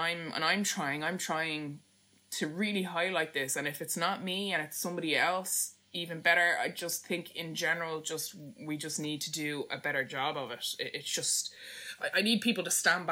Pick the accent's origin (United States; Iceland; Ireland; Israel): Ireland; as Irish people